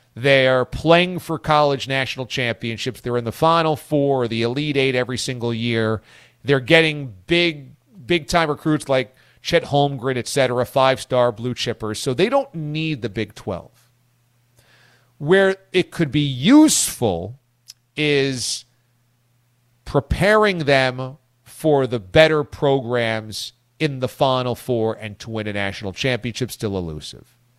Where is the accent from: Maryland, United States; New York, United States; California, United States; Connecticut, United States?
New York, United States; Hudson Valley; nobody that I grew up with in the Hudson Valley of New York State